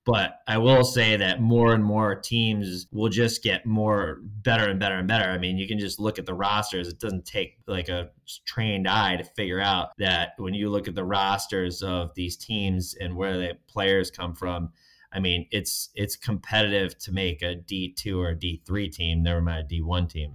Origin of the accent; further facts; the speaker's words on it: Hartford, Connecticut, United States; I grew up outside of Hartford, Connecticut.